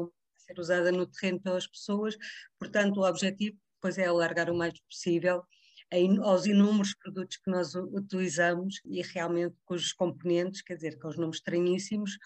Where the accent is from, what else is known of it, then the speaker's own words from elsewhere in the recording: Vila Franca de Xira, Lisbon, Portugal; Eu também sou, sou do Ribatejo também, sou de, de, da zona de Vila Franca de Xira